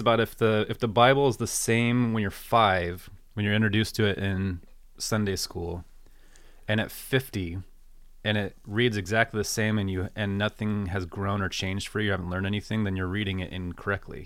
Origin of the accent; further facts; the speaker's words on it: United States; growing up in American Christianity